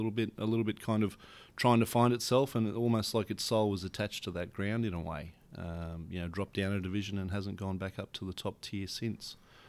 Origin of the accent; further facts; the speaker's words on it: Queensland, Australia; I grew up in Western Queensland, you know, cattle farmer's kid. The nearest town to our cattle station is a town called Mungalala.